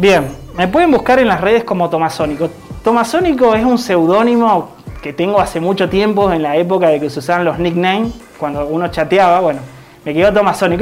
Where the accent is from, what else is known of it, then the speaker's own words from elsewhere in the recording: Esquel, Chubut, Argentina; also born or lived in Corrientes, Argentina; now in Tecka, Argentina; Actualmente vivo en Teca, nací en Esquel, tengo 36 años. Viví mucho tiempo en el norte, 12 años viví en Corrientes